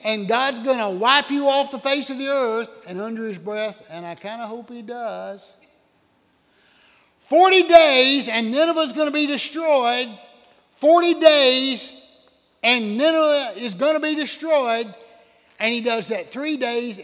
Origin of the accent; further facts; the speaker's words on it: Oconee County, South Carolina, United States; I'm from Oconee County.